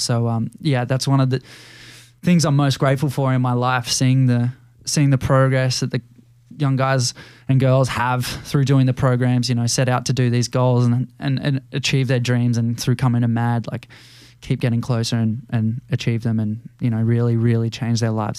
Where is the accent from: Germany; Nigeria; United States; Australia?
Australia; growing up in Australia, there's a lot that you do thirteen years of school